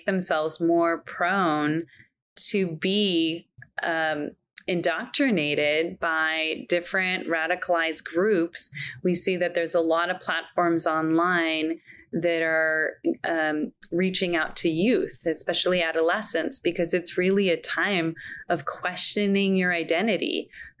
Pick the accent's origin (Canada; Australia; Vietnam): Canada; now in Scottsdale, United States; I was born in Canada. I live in the US. I'm an American